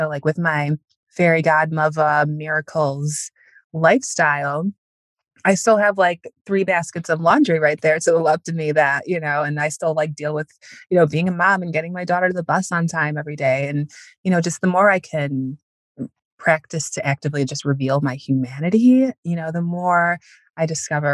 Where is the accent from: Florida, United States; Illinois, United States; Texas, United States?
Illinois, United States; Northwest suburbs of Chicago; I live in the suburbs of Chicago now. I grew up in the Northwest suburbs